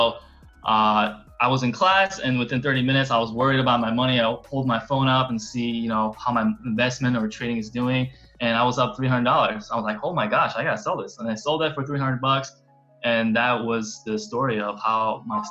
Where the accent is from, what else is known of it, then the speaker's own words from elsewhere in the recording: South Korea; now in United States; I'm from Korea. So I was born in South Korea, moved in the States in the year 2000